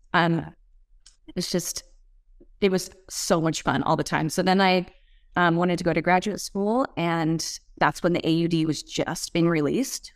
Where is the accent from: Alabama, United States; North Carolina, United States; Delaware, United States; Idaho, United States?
Idaho, United States; Moscow; moved away; I grew up in Moscow, Idaho.